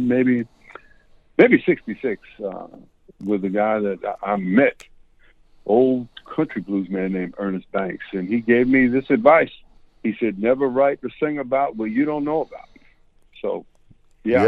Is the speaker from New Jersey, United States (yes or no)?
no; Raleigh, North Carolina, United States; also born or lived in New York City, United States; when I was 3 weeks old, we moved back to Raleigh, North Carolina